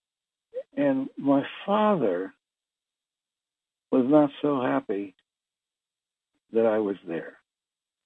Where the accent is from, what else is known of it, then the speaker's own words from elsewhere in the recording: Philadelphia, Pennsylvania, United States; I was born in Philadelphia to a middle-class Jewish family